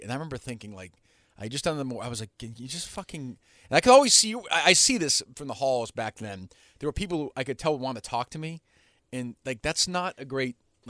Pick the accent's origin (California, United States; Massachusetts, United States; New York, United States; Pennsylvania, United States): Massachusetts, United States; Winchester; I grew up in Winchester.